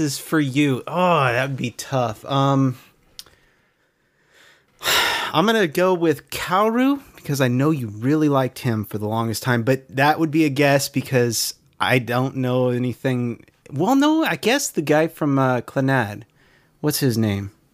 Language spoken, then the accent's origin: English; California, United States; it's my home state